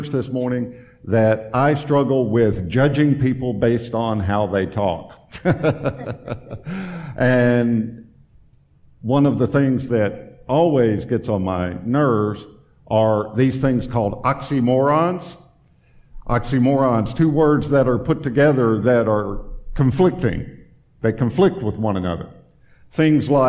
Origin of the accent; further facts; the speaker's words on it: Tennessee, United States; moved away as an adult; now in Florida, United States; we're originally from Tennessee